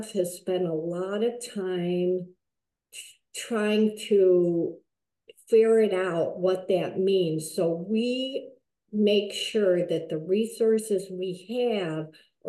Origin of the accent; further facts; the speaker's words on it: Iowa, United States; moved away as an adult; also born or lived in San Jose, California / West Michigan; now in Michigan, United States; I grew up in Iowa. I grew up in a very small town